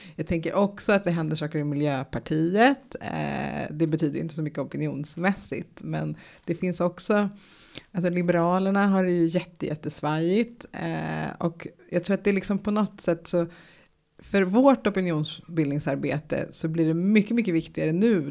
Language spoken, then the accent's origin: Swedish; United States; now in Sweden; i USA där jag är uppvuxen